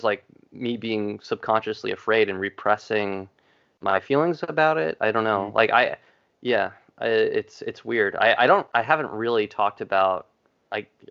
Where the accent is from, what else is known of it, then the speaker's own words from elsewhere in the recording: Long Island, New York, United States; And I grew up in New York. I grew up in Long Island